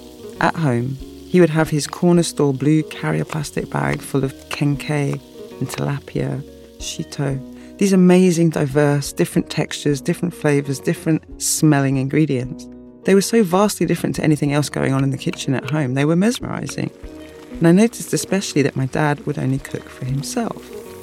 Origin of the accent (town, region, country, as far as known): London, United Kingdom; born or raised there